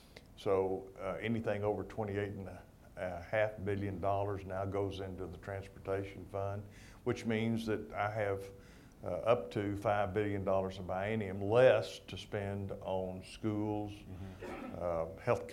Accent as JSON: {"language": "English", "town": "San Angelo", "region": "Texas", "country": "United States", "said": "I'm from San Angelo, and we don't have 90% humidity in San Angelo."}